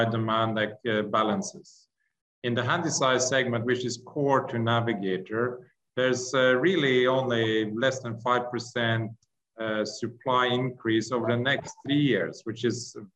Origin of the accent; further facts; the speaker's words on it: Norway; I'm from Norway, and we are bordering Russia up in Norway